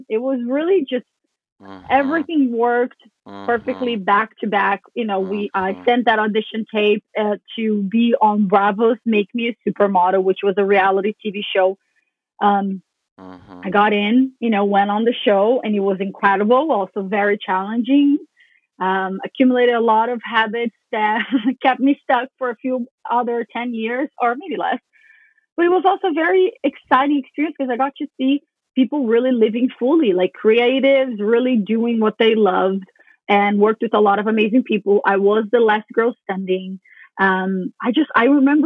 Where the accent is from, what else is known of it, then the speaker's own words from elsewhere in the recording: Brazil; growing up in Brazil, being 14, 15, really tall, really skinny